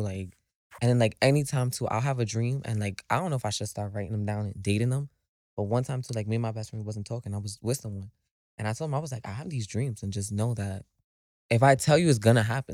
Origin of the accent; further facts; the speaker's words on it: New York City, New York, United States; I am from the Bronx